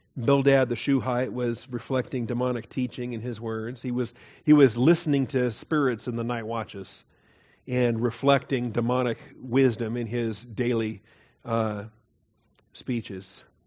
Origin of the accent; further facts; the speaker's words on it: the Northwest, Pacific Northwest, United States; moved away; I grew up in the Northwest